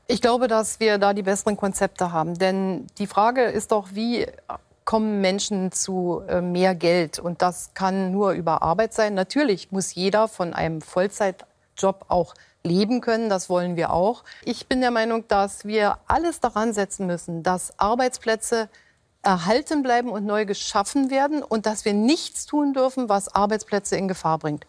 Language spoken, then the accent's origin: German; Germany; bei uns in Deutschland